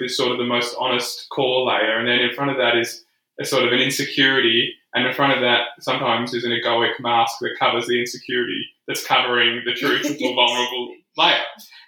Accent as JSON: {"language": "English", "region": "Scotland", "country": "United Kingdom", "said": "I think that's a part of being Scottish, though, isn't it?"}